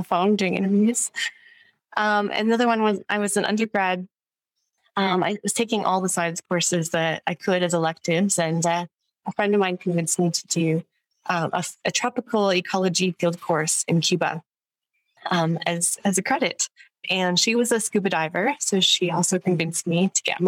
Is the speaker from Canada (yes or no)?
yes; just outside of Ottawa, Ontario, Canada; moved away; also born or lived in Melbourne; I'm from Canada, so I grew up in just outside of Ottawa, the capital of Canada